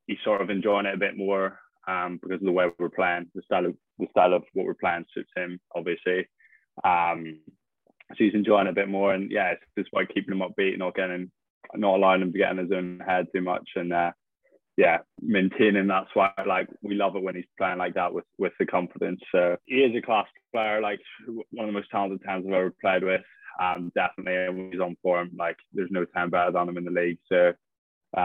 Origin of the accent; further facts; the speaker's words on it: Northern Ireland, United Kingdom; moved away as an adult; now in Cardiff, United Kingdom; I'm from the UK. I'm from Northern Ireland